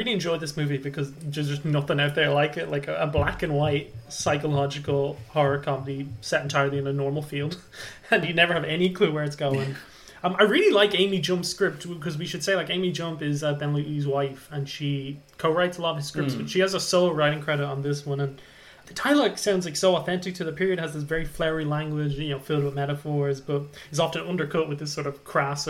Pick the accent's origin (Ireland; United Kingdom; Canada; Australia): Ireland; as an Irishman, you kind of want to give him a pass for sins